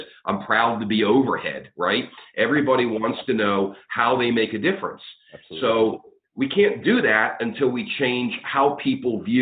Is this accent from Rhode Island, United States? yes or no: no; outside of Pittsburgh, Pennsylvania, United States; I grew up outside of Pittsburgh